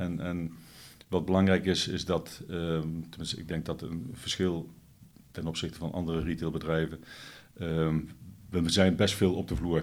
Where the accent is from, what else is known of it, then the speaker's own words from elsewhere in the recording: Netherlands; onder ons als Nederlanders.